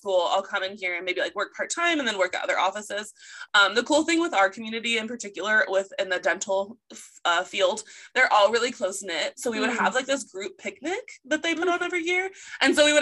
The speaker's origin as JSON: {"language": "English", "town": "Chico", "region": "California", "country": "United States", "tie": "born or raised there", "said": "my hometown, Chico"}